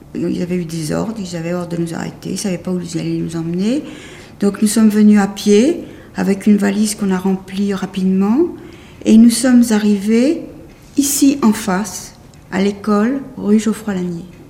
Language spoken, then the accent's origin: French; Paris, Île-de-France, France; je suis née à Paris euh, en novembre 1929, pas très loin d'ici